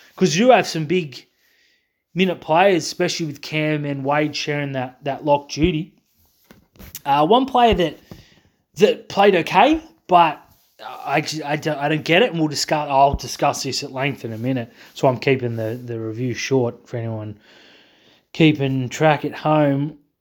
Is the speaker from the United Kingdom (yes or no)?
no; Australia; I'm too Australian.